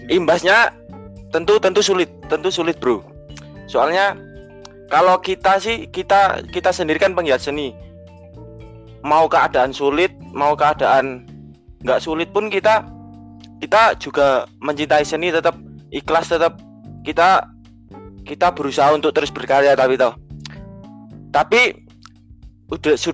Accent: Java, Indonesia; born there; khususnya karena kita lahir di Jawa ya

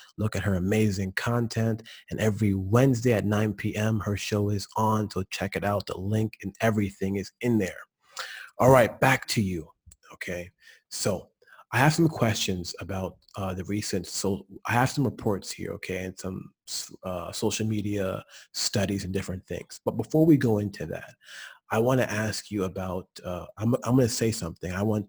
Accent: the South, United States; I'm from the South

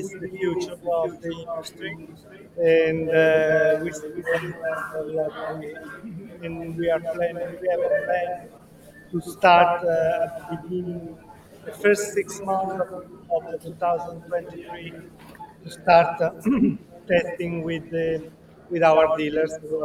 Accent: Italy; Italy, and I'm the sales manager at Italdaxi Motors.

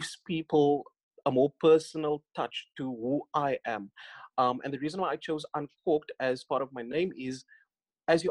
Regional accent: Northern Cape, South Africa; moved away; I grew up in the Northern Cape. I was born in the Northern Cape in Kalfinia

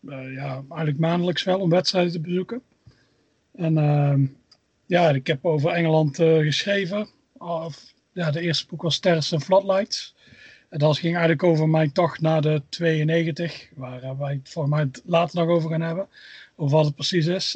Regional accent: Tilburg, North Brabant, Netherlands; moved away as an adult; now in Scotland; Ik kom uit Tilburg. Waarschijnlijk hoor je het al een beetje aan het accent.

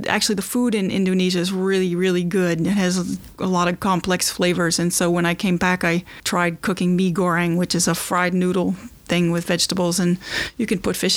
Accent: Kentucky, United States; also born or lived in Rhode Island; now in Watertown, United States; I was born in Rhode Island, but I grew up in Kentucky

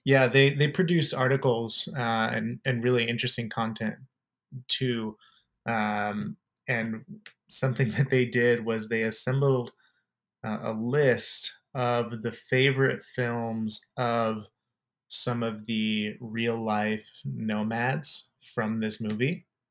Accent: Arizona, United States; I'm also from Arizona

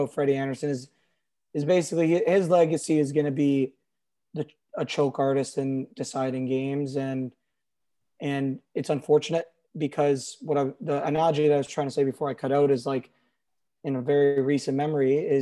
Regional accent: Toronto area, Ontario, Canada; as a kid growing up in the Toronto area, being a lifelong Leaf fan

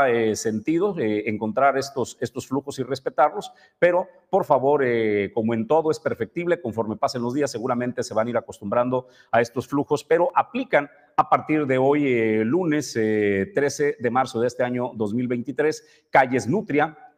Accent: Mexico; somos mexicanos.

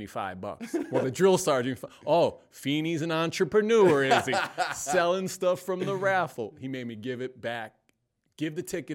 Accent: Waterbury, Connecticut, United States; born and raised in Waterbury, the biggest little city ever.

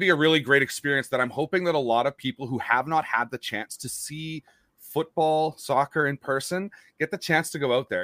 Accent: Winnipeg, Manitoba, Canada; I'm from Winnipeg

